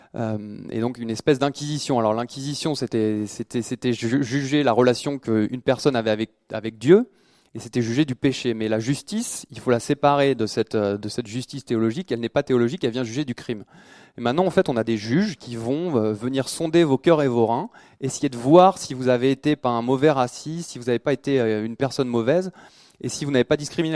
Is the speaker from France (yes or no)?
yes; France; en tant que Français